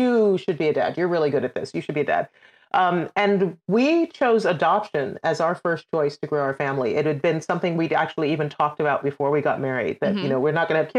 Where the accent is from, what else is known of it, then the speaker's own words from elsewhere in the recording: Trinidad & Tobago; moved away as an adult; also born or lived in United Kingdom; now in United States; I'm originally from Trinidad and Tobago in the Caribbean